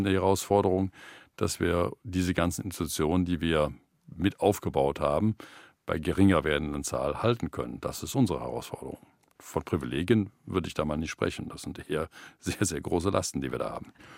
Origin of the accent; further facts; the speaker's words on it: Germany; wir dann als Deutsche